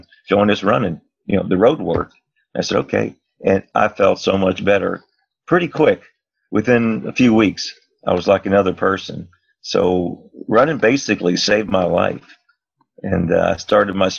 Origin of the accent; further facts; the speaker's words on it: Miami Beach, Florida, United States; also born or lived in Virginia; I was raised right here on South Beach. I was born in Virginia, came here when I was 5 years old, which is 65 years ago